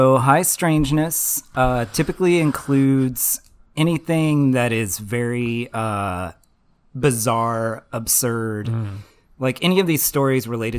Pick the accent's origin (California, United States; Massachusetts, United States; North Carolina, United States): North Carolina, United States; Davidson; I grew up in a town near Charlotte called Davidson.